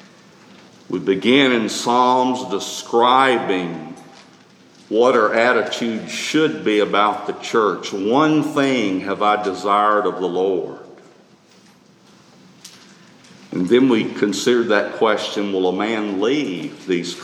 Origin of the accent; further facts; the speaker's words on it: Tuscaloosa, Alabama, United States; Growing up in Tuscaloosa